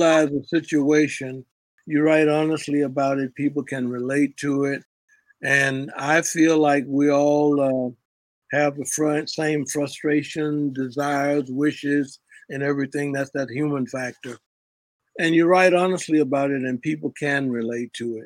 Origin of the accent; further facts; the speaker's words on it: Memphis, Tennessee, United States; growing up in Memphis